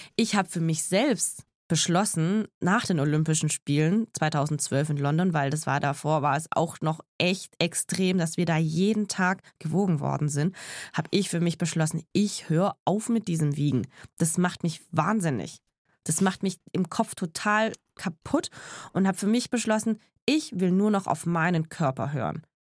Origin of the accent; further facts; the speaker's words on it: Tübingen, Baden-Württemberg, Germany; also born or lived in Eningen; now in Stuttgart, Germany; ich bin in Tübingen geboren und lebe in Stuttgart